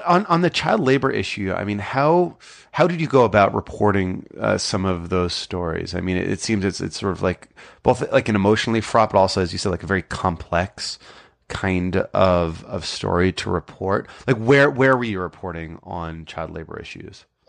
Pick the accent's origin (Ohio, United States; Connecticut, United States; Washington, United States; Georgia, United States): Connecticut, United States; Brookfield; I grew up about twenty miles south in, in Brookfield